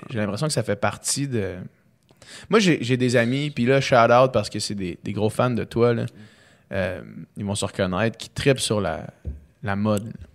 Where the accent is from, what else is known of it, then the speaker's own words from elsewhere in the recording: Quebec City, Quebec, Canada; also born or lived in Chicoutimi; j'ai 26 ans. Euh, je suis né à Chicoutimi, j'ai grandi à Québec